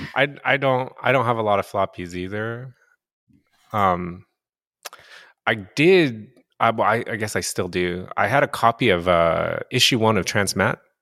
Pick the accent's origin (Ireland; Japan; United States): Japan; moved away; also born or lived in North America; I grew up in Japan, so I grew up reading Japanese comic books